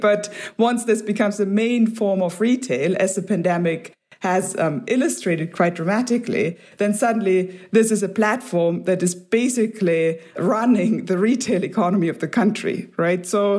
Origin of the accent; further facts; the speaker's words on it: Germany; or I'm from Germany, clearly beyond what people in Germany are doing.